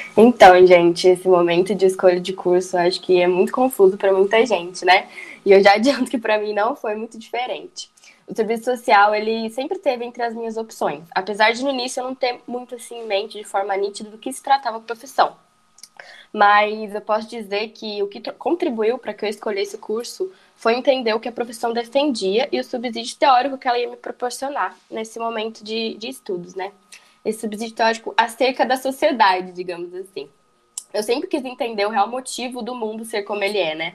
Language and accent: Portuguese; São José dos Campos, São Paulo, Brazil; now in Goiás, Brazil; Eu sou do interior paulista, bem longe aí da, da universidade. Sou de São José dos Campos, São Paulo.